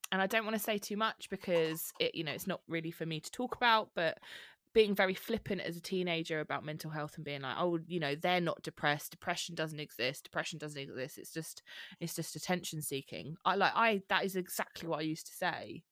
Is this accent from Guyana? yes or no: no; Bromley, London, United Kingdom; moved away as an adult; now in Leigh-on-Sea, United Kingdom; I'm from Bromley, where you are